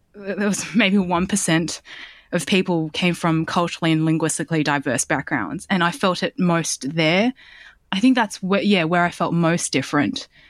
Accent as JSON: {"language": "English", "town": "Sydney", "region": "New South Wales", "country": "Australia", "tie": "born or raised there", "said": "I grew up in Southwest Sydney in Bankstown"}